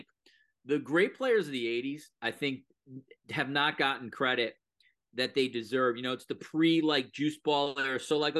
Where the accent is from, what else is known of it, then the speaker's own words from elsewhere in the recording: New York, United States; I'm a New Yorker.